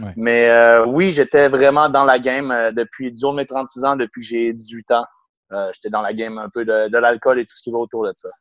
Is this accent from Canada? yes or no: yes; Quebec City, Quebec, Canada; also born or lived in Brittany, France / Banff, Canada; je suis revenu à l'âge de deux mois environ à Québec. J'ai grandi à Québec